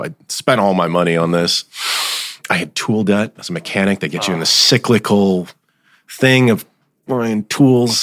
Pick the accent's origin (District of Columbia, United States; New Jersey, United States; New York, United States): New Jersey, United States; Allendale; I grew up in Allendale